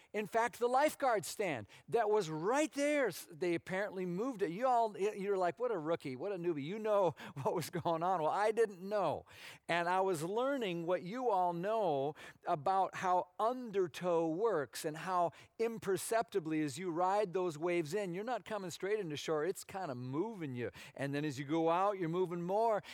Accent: Minnesota, United States; moved away as an adult; I grew up in Minnesota, as a lot of you know, um, on the water, but it was a lake

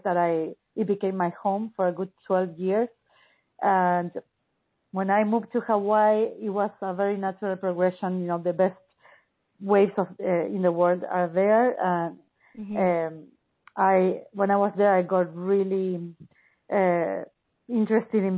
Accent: Buenos Aires, Argentina; I grew up in Buenos Aires, Argentina, and it's a big city.

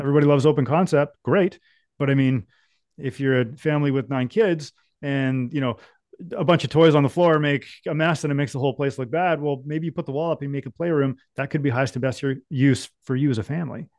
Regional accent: Ontario, Canada; growing up in Ontario, I was a mechanic.

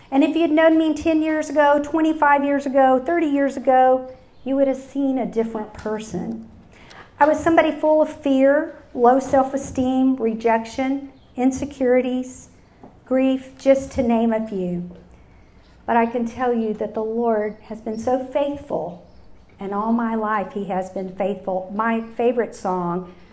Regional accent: Utopia, Texas, United States; also born or lived in Dallas, Texas; I was born in 1959 in Dallas, Texas. And I have to say, my first memories of God were when I was six years old and lived in Utopia, Texas. When, so when I say I'm an ordinary hill country girl

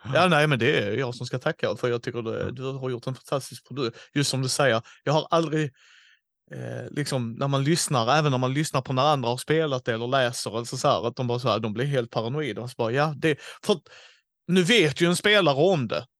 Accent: Helsingborg, Skåne, Sweden; born or raised there

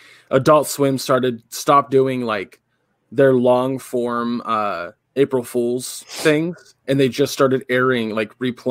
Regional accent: England, United Kingdom; I'm from England, dumb motherfuckers.

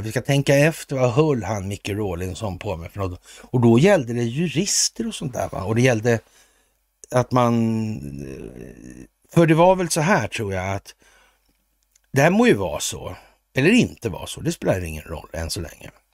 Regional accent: Sweden; vi är svenskar

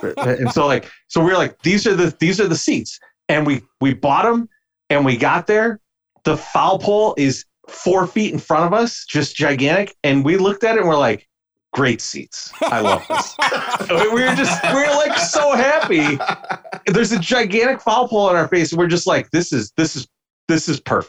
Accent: Chicago, Illinois, United States; Me and Beefloaf, for our entire life, we grew up in Bridgeport

